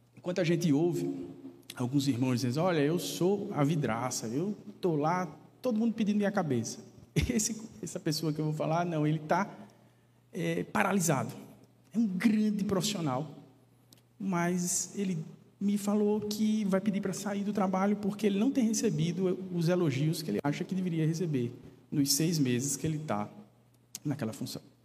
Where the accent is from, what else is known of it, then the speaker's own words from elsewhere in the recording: Paraíba, Brazil; da minha terra natal, né, da Paraíba